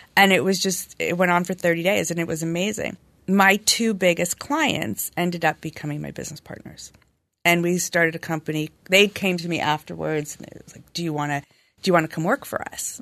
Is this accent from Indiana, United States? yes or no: no; Los Angeles, California, United States; I'm born and raised in L A.